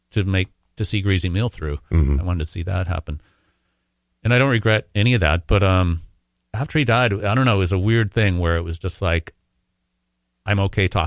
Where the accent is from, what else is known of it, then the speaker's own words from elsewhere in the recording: Minnesota, United States; Probably because I'm Minnesotan.